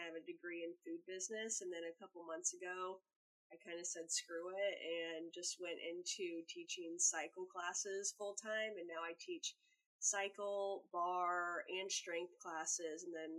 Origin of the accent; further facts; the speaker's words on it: Central Illinois, United States; moved away as an adult; also born or lived in Omaha, Nebraska; now in Milwaukee, United States; I currently live in Milwaukee, Wisconsin, but I've kind of been all over the place. I'm originally from Central Illinois, about 3 hours south of Chicago, and then I moved to Omaha, Nebraska after college, then moved back to Illinois for a while, and then moved up to Milwaukee.